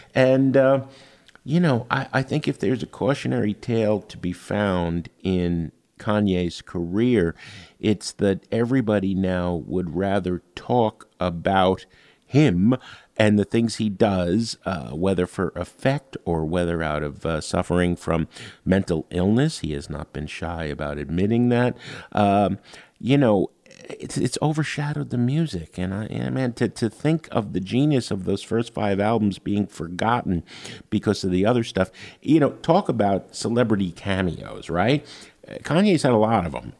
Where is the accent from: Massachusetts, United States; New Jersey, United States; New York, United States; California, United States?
New Jersey, United States; Jersey City; I was from Jersey City, yeah. fellow Jersey boys